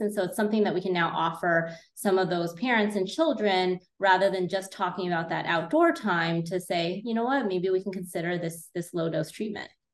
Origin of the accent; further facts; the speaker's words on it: California, United States; moved away as an adult; now in Illinois, United States; I am originally from California, went to Berkeley, and then did a residency in cornea contact lens at the Illinois College of Optometry